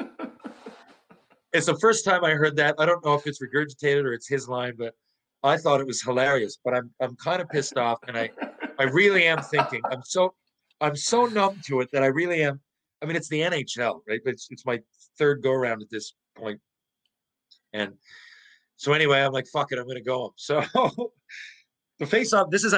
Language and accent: English; St. John's, Newfoundland and Labrador, Canada; I'm from St. John's